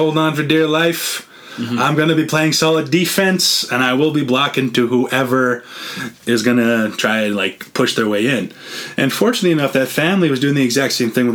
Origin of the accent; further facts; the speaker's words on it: central Alberta, Canada; We're all from Alberta, all from the same, like, pretty much central area